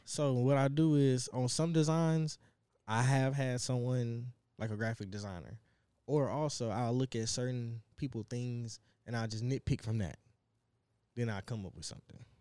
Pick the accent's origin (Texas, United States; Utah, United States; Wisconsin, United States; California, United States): Texas, United States; Dallas; now in Plano, United States; I'm from South Dallas, but I stay in Plano